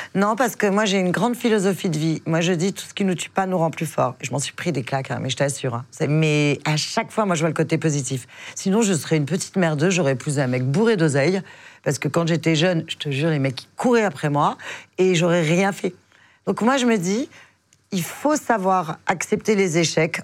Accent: Biarritz, Nouvelle-Aquitaine, France; now in Paris, France; je suis du Biarritz, dans le sud-ouest

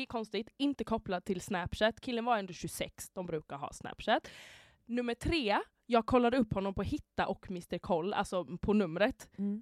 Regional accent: Halmstad, Halland County, Sweden; moved away; jag var hemma i Halmstad

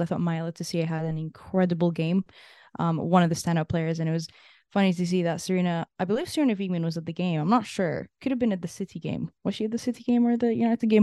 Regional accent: Canada; as a Canadian

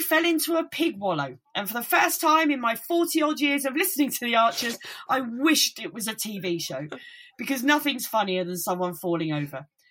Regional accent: Kent, South East England, United Kingdom; accent: Kentish; I'm from, you know, my accent is very Kentish

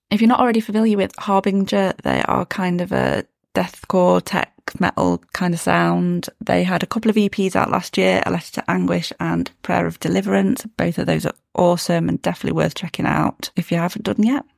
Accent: Derbyshire, East Midlands, United Kingdom; I was born in Derby, grew up in Derbyshire

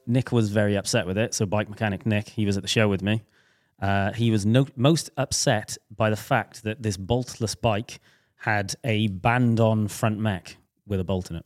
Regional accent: Welsh, Wales, United Kingdom; we're both Welsh

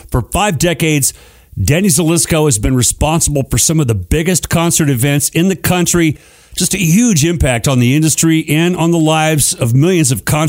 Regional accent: Phoenix, Arizona, United States; I grew up in Phoenix, Arizona.

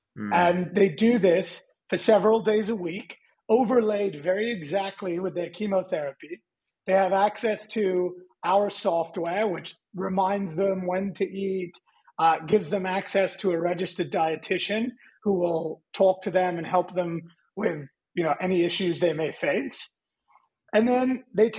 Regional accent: London, United Kingdom; also born or lived in California, United States; now in Austin, United States; I was born in North London

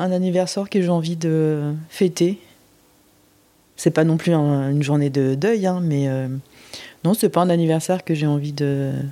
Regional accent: Busan, South Korea; born there; parce qu'en plus j'étais à Busan, ma ville natale, avec avec Isa

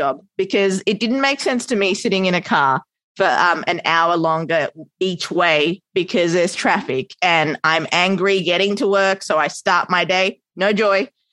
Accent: Australia; also born or lived in Sri Lanka; now in New York, United States; Australian raised, hence my adorable accent

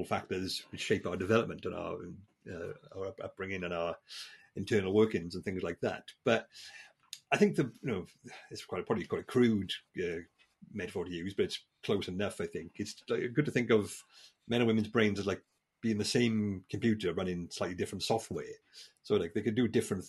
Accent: South Wales valleys, United Kingdom; moved away; I'm from the South Wales valleys, where my father was a landlord of a pub, you know, grew up in that sort of environment

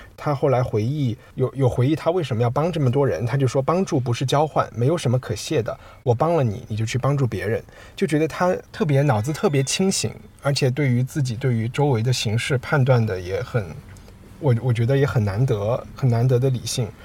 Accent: Chengdu, Sichuan, China; moved away as an adult; also born or lived in United Kingdom; 作为一个成都人和四川人

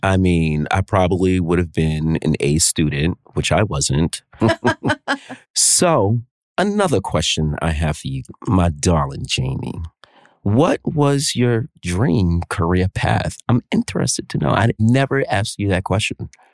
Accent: New York, United States; a native New Yorker, born and raised here

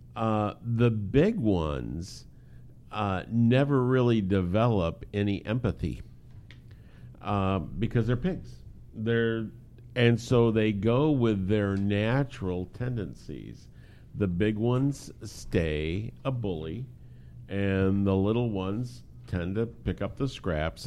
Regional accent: United States; us being American males

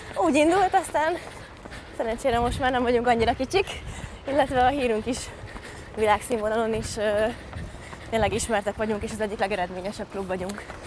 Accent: Sándorfalva, Csongrád-Csanád, Hungary; also born or lived in Szeged; én Sándorfalván nőttem fel Szeged mellett

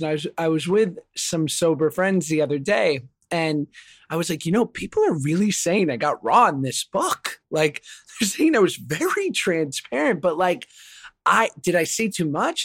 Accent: New York, United States; I grew up in New York, you know, single mom, public school

